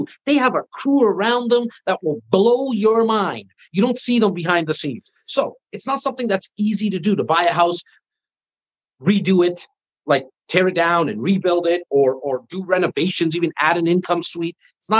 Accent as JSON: {"language": "English", "country": "Canada", "said": "I am Canadian"}